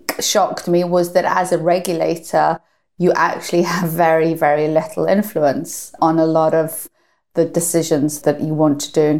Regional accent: North Wales, United Kingdom; I grew up in North Wales

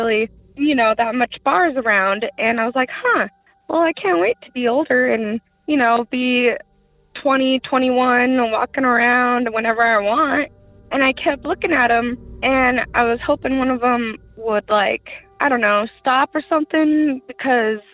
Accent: Rock Springs, Wyoming, United States; also born or lived in Washington; I'm from Rock Springs, Wyoming

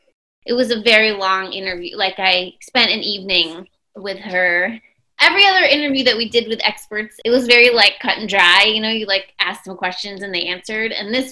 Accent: New York City, New York, United States; and I grew up in New York City

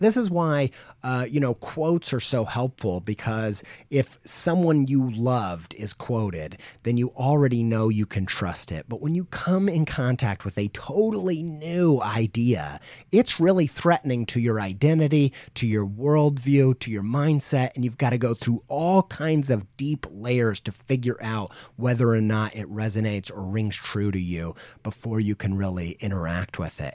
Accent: Indiana, United States; I grew up in Indiana

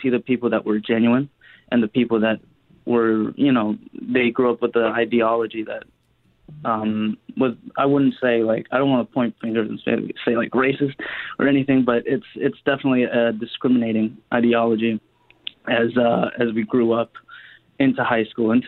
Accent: Steinbach, Manitoba, Canada; also born or lived in Winnipeg; I was about 9 when we moved to Steinbach from Winnipeg

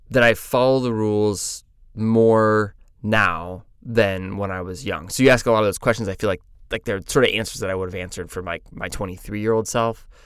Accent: Des Moines, Iowa, United States; I was from Des Moines, Iowa, but I didn't actually know how to pronounce Des Moines.

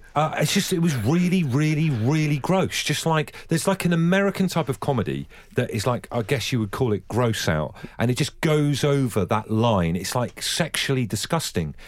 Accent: near Buckfast, Devon, South West England, United Kingdom; I grew up near Buckfast in Devon, Buckfast Abbey

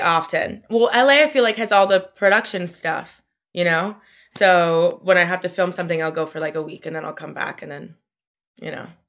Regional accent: Miami, Florida, United States; moved away as an adult; also born or lived in New York; now in Brooklyn, United States; my hometown, I love, I love being from Miami, but it is a weird place to grow up

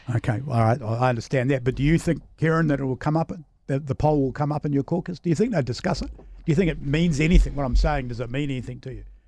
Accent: Samoa; moved away; I grew up in Western Samoa as a child

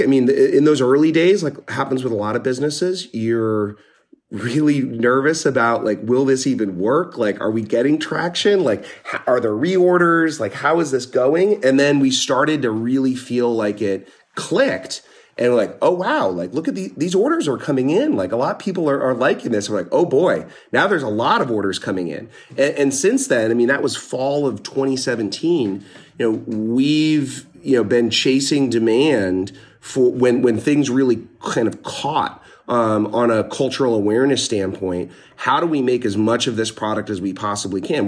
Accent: Northeast Pennsylvania, United States; moved away; I grew up in Northeast Pennsylvania, pretty small town

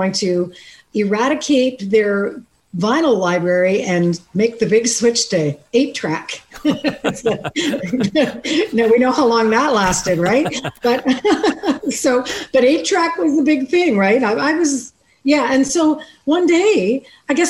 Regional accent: Canada; I am from Canada

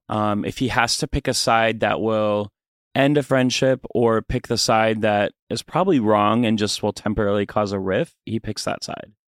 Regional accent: Fargo, North Dakota, United States; Fargo, North Dakota.

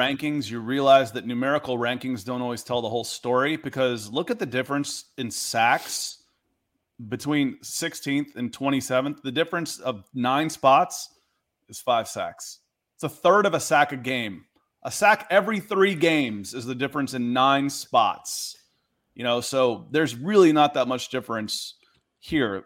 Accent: Atlanta, Georgia, United States; also born or lived in Cleveland; I was born in Cleveland, and I grew up in Atlanta

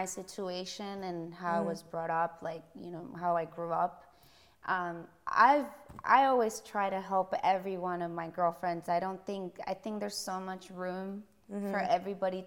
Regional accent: Puerto Rico; English is a second language; moved away as an adult; now in Los Angeles, United States

